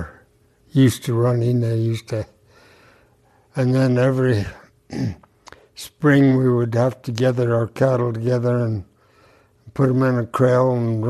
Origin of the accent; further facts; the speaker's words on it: Teasdale, Utah, United States; I was born here in Teasdale in 1928. And I've lived here other than my service in the Air Force.